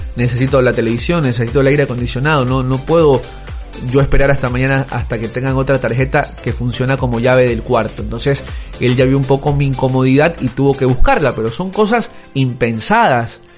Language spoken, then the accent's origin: Spanish; Ecuador; yo soy de Ecuador